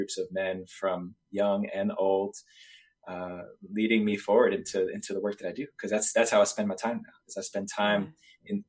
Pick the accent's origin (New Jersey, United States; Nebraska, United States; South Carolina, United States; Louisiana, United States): New Jersey, United States; moved away as an adult; also born or lived in New York City, New York; I decided to leave where I grew up in New Jersey and New York City